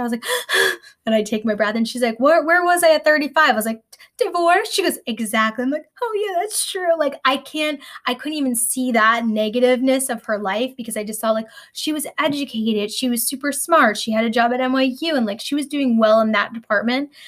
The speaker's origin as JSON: {"language": "English", "region": "New York", "country": "United States", "said": "I'm a New Yorker"}